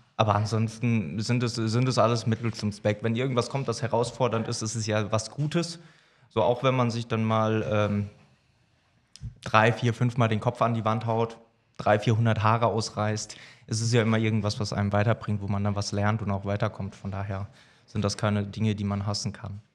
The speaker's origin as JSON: {"language": "German", "region": "Hesse", "country": "Germany", "moved": "as an adult", "said": "ich komme ursprünglich aus Hessen, bin jetzt seit acht Jahren hier oben"}